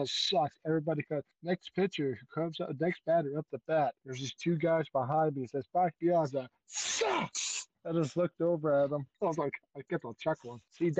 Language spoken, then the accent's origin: English; Georgia, United States